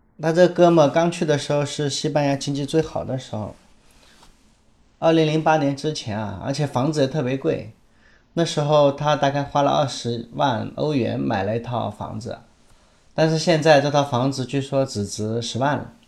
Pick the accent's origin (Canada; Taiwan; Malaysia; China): China; 我们中国人